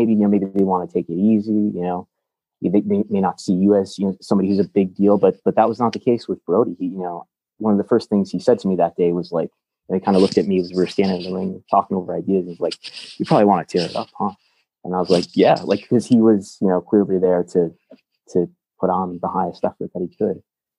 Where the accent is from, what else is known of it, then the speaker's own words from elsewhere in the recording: Buffalo, New York, United States; I'm from Buffalo, New York